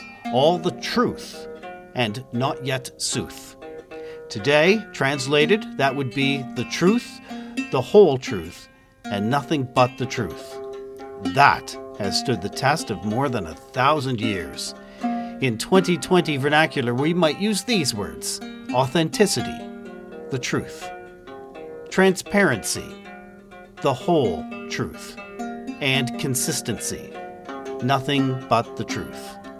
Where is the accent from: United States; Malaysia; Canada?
Canada; Toronto, Ontario; And you're joining us today from the city I grew up in Toronto.